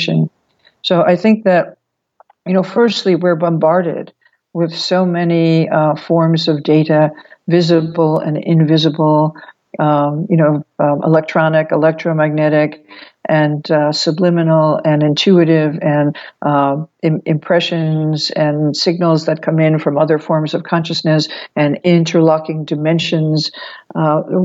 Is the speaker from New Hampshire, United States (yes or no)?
no; New York, United States; as a New Yorker